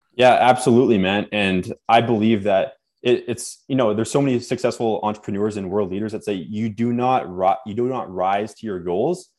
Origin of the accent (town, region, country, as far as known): Winnipeg, Manitoba, Canada; born or raised there; also born or lived in Nova Scotia, Canada